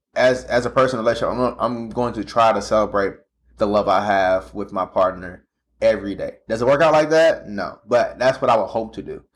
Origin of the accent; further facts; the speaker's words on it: St. Louis, Missouri, United States; now in Kansas City, United States; I'm from St. Louis